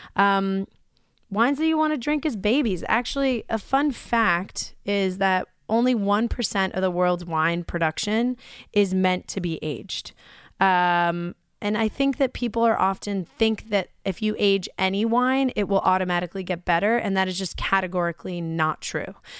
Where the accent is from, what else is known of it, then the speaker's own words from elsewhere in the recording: New York, United States; growing up in Libby, New York